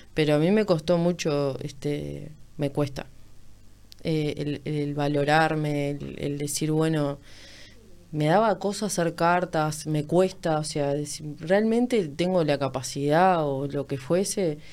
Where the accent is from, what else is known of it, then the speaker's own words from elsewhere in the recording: Montevideo, Uruguay; toda mi vida viví por ahí